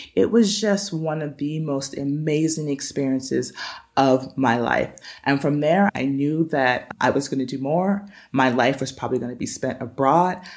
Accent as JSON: {"language": "English", "town": "Pittsburgh", "region": "Pennsylvania", "country": "United States", "tie": "born or raised there", "moved": "yes", "lives_now": "San Pedro La Laguna, Guatemala", "said": "My hometown is Pittsburgh, Pennsylvania"}